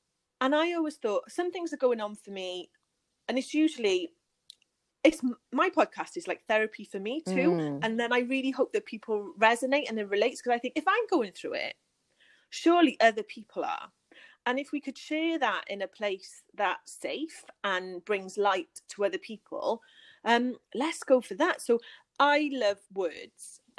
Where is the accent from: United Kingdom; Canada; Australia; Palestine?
United Kingdom; I'm from the UK, if you can't guess from my accent.